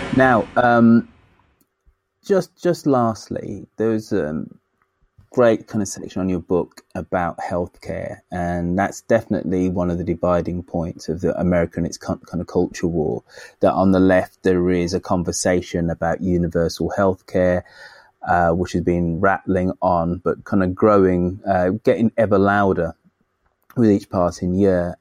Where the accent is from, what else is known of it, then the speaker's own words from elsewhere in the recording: United Kingdom; I'm a Brit